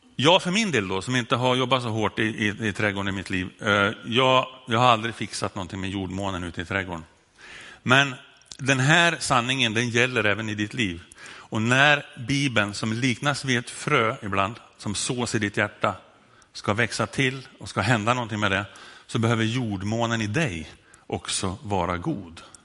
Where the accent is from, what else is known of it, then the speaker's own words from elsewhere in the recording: Sundsvall, Västernorrland County, Sweden; Här har jag dialektalt problem, därför att jag kommer från Sundsvall och där när jag säger lugn så låter det som med ö